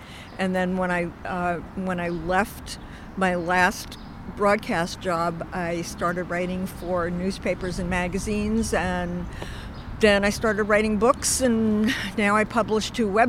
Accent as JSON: {"language": "English", "town": "New York City", "region": "New York", "country": "United States", "tie": "born or raised there", "said": "I am from New York City. I grew up in Inwood, which is the very northern tip of Manhattan."}